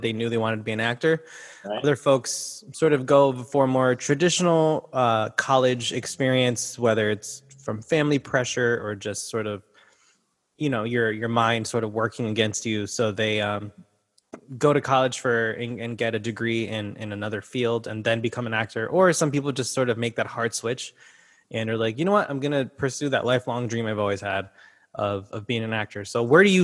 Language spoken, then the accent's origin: English; United States; I was born and raised in the States